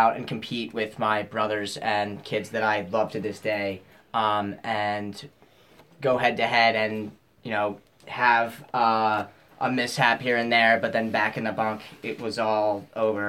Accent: Westchester, New York, United States; I'm from Westchester, New York

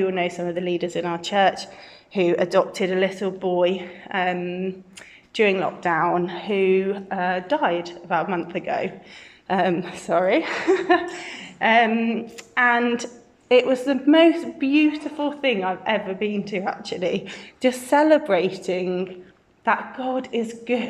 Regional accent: Birmingham, West Midlands, United Kingdom; also born or lived in Brighton; I'm from Birmingham, born and bred in King Standing, just down the road

